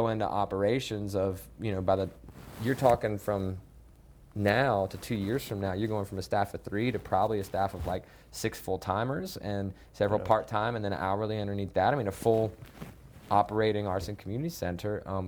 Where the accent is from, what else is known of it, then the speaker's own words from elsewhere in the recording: Salisbury, North Carolina, United States; I grew up not in Charlotte, but outside of Charlotte in a, right. in a small town north of here, Salisbury.